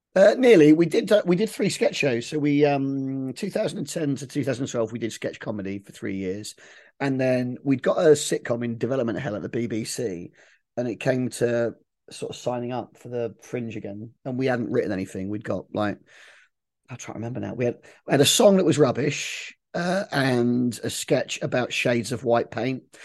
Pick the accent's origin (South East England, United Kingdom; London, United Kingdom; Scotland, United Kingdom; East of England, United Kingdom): South East England, United Kingdom; Milton Keynes; I grew up in Milton Keynes